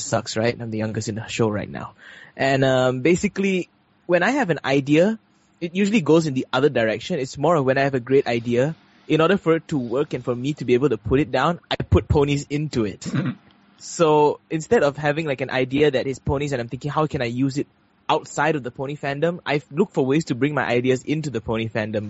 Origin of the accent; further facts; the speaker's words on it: Malaysia; we're Malaysian